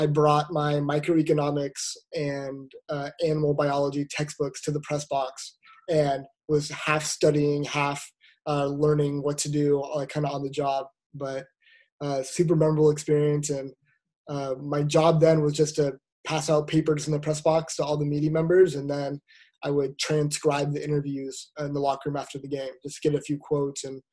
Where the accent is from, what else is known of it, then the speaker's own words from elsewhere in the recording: Boise, Idaho, United States; now in Seattle, United States; I grew up in Boise, Idaho